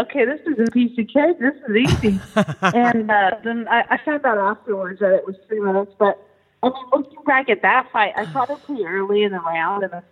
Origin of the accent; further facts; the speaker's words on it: Stockton, California, United States; also born or lived in Miami, Florida; I grew up in Stockton, California. And lived here my whole life